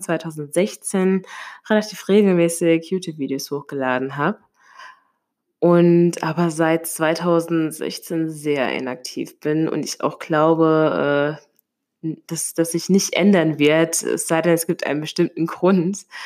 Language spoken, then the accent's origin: German; Limburg an der Lahn, Hesse, Germany; now in Mainz, Germany; Ich komme ursprünglich aus einem Vorort, von einem Vorort von Limburg an der Lahn